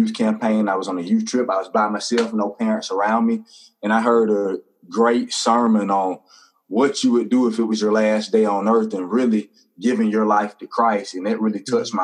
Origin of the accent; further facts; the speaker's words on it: Hattiesburg, Mississippi, United States; also born or lived in Brandon, Mississippi; I'm originally from Hattiesburg, Mississippi. I was born in a little town called Brandon, Mississippi. That's about an hour up the road, but came here to Hattiesburg not too far after that.